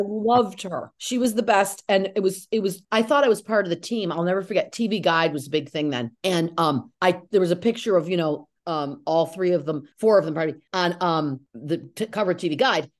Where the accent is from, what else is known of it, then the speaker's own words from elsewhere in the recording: Syracuse, New York, United States; also born or lived in Cazenovia, New York; I'm from Syracuse